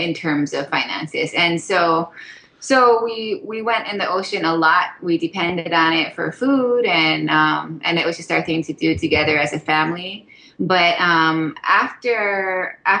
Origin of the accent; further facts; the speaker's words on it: Haiku, Hawaii, United States; moved away as an adult; also born or lived in Makawao, Maui; now in Oahu, United States; I grew up on the island of Maui, and I grew up in this little rainy town called Haiku